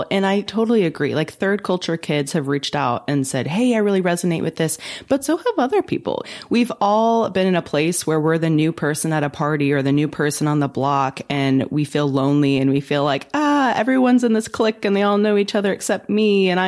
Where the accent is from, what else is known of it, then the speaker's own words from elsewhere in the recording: China; And so for most of my life growing up in China, I felt like I should belong there, but obviously I didn't because I, I, don't look Chinese